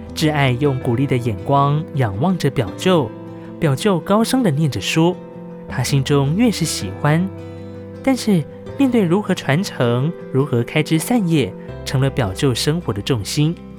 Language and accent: Chinese; Ji'an, Hualien County, Taiwan; accent: Nanshi Amis; 是是来自花莲吉安这边的阿美族。然后呢，呃，我的方言是属于南式阿美哦